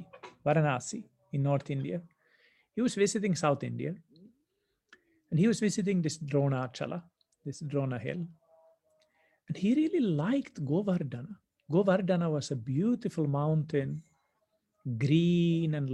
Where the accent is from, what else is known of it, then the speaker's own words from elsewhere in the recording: Finland; moved away; in my home country, back in the north in Finland